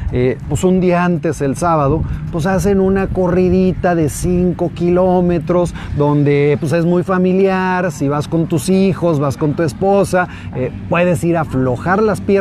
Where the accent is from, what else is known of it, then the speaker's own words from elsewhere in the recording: Zapopan, Jalisco, Mexico; En, ah, mi tierra.